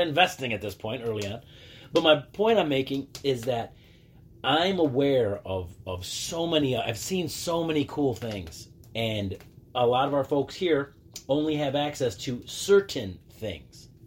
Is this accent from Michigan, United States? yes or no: yes; Dearborn, Michigan, United States; moved away as an adult; also born or lived in Texas / Zacatecas, Mexico; now in Mexico; I'm from Dearborn, you know, east side till